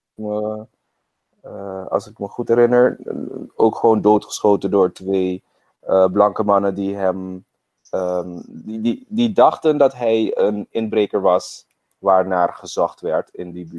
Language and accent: Dutch; Curaçao; ik ben op Curaçao opgegroeid